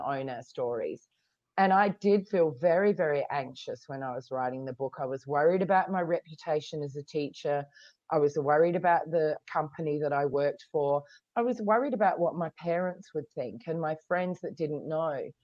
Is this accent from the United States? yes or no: no; Australia; now in Hong Kong; I come from Australia, but I'm living in Hong Kong